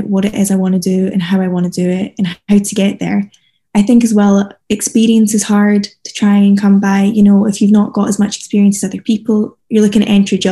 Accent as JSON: {"language": "English", "region": "Scotland", "country": "United Kingdom", "said": "I come from Scotland"}